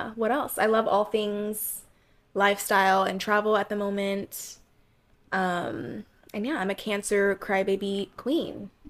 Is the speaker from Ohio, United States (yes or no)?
yes; Ohio, United States; moved away as an adult; also born or lived in Florida / San Francisco; now in New York, United States; I'm originally from Florida, but spent most of my time growing up in Ohio. Moved to New York in 2018. Took a move out to San Francisco last year for about a year and a half, and now I'm back.